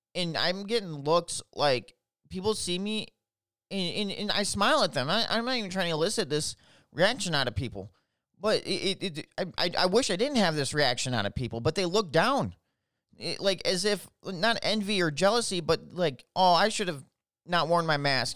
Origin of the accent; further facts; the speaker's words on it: Minneapolis, Minnesota, United States; I'm from Minnesota. I'm from the Twin Cities, which sucks.